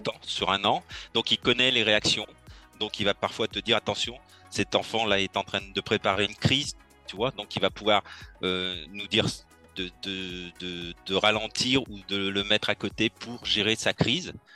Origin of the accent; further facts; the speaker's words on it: Lyon, Auvergne-Rhône-Alpes, France; Je suis né à Lyon.